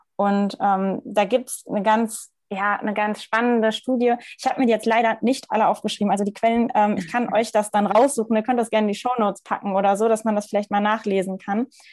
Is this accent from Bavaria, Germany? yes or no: no; Ruhr area, North Rhine-Westphalia, Germany; now in Munich, Germany; komme aus, ja, e-, eigentlich aus dem Ruhrgebiet. Momentan ähm, lebe ich noch in München